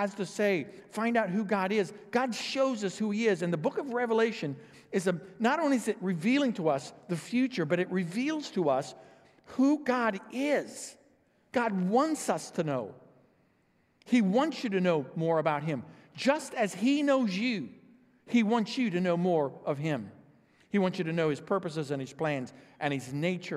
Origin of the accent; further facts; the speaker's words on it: O'Fallon, United States; we're from O'Fallon